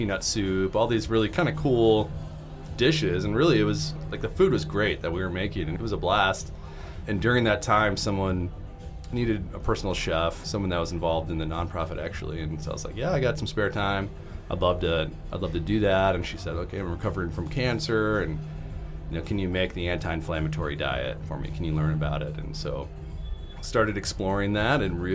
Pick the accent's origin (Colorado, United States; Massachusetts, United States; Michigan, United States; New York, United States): Michigan, United States; moved away as an adult; now in Chicago, United States; I'm originally from Michigan, came down to Chicago